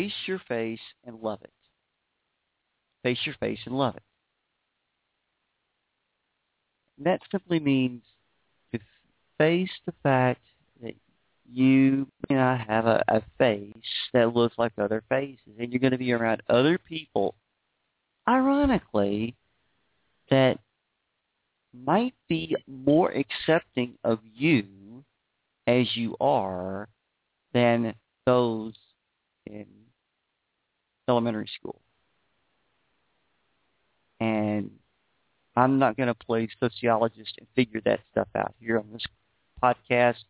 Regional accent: Beaumont, Texas, United States; also born or lived in Houston, Texas; Beaumont, Texas is where I was raised.

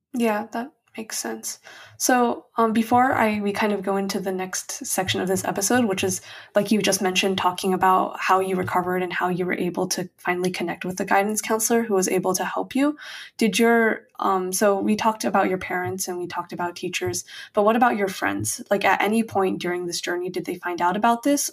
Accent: United States; as an Asian American

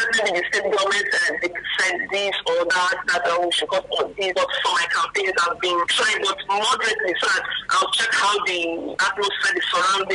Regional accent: Akwa Ibom, Nigeria; I was born and bred in Akwa-Ibom State

